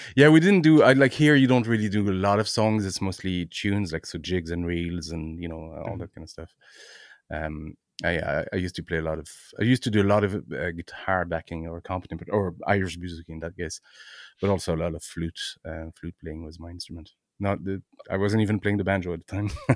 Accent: Brittany, France; now in Ireland; I'm originally from France, um, uh, in hmm. Brittany, in France.

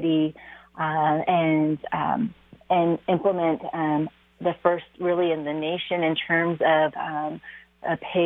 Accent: Seattle, Washington, United States; I was born and raised in Seattle

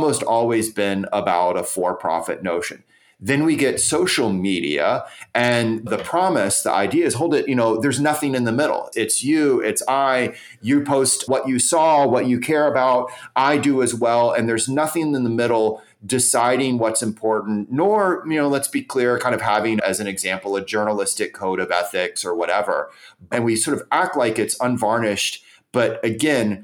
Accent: United States; I'm an American. I'm proud to be an American

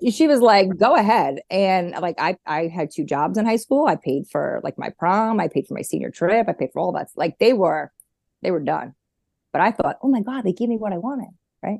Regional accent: New York, United States; now in North Carolina, United States; I grew up in New York

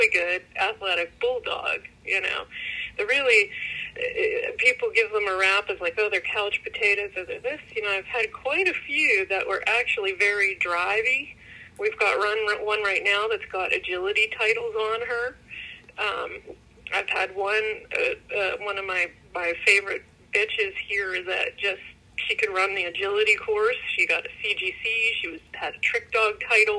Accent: Pittsburgh, Pennsylvania, United States; I'm from Pittsburgh, PA. Grew up with dogs all my life.

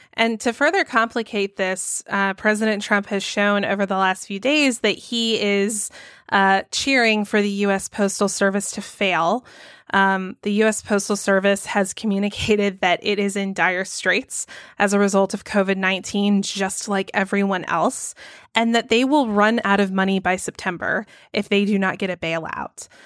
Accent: Georgia, United States; my home state of Georgia

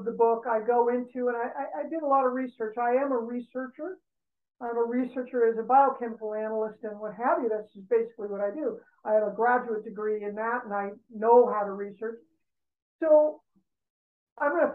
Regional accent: Los Angeles, California, United States; I grew up in Brentwood, and I grew up in a very affluent background

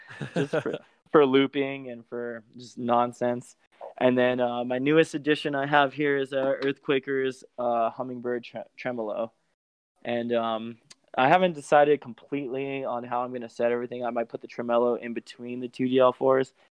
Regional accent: Belen, New Mexico, United States; also born or lived in Albuquerque; my hometown of um, Belen, which is south of Albuquerque

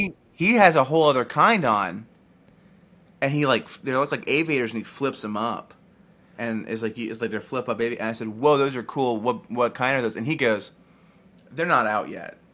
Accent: the South, United States; I'm from the South

